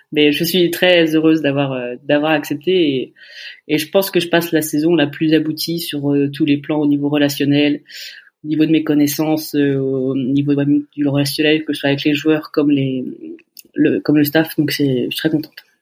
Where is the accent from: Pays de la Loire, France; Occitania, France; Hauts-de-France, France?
Pays de la Loire, France; Laval; je suis de la Mayenne, je suis de Laval